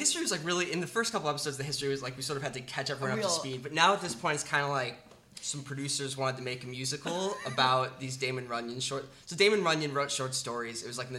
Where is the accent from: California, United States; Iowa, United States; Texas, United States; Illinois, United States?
Illinois, United States; Chicago; I'm from Chicago